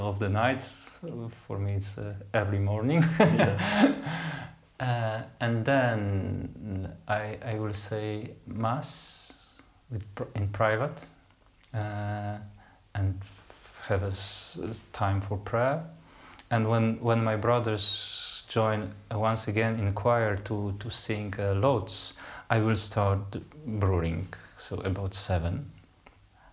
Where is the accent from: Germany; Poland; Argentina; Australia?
Poland; English is a second language; moved away; in my country, I came from Poland